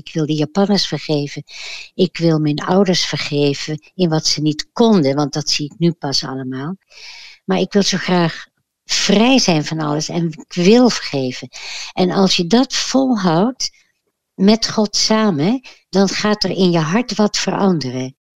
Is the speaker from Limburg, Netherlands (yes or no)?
no; The Hague, South Holland, Netherlands; ik ben geboren in Den Haag